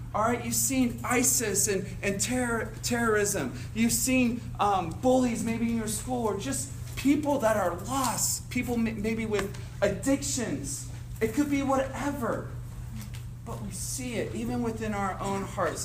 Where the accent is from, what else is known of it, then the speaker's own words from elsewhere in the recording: Cincinnati, Ohio, United States; I'm from Cincinnati